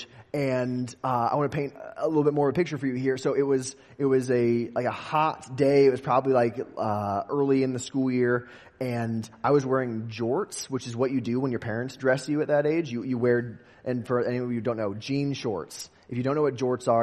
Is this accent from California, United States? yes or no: no; West Des Moines, Iowa, United States; I grew up in West Des Moines, Iowa